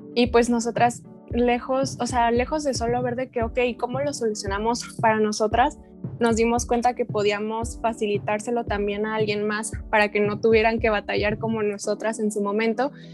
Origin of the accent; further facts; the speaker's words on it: Guadalajara, Jalisco, Mexico; tengo 23 años, soy de Guadalajara también